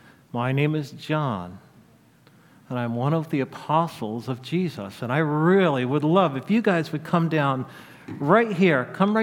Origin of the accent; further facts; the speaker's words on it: Israel; When I was a little boy growing up in Israel, me and all the boys and girls in my neighborhood played Moses.